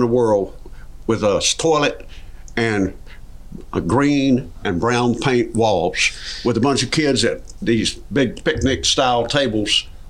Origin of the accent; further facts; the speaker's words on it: Durham, North Carolina, United States; I was born in Durham, North Carolina.